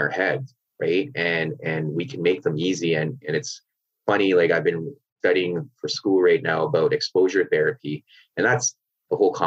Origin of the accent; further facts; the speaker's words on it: Canada; I grew up in Canada, but my parents are from Pakistan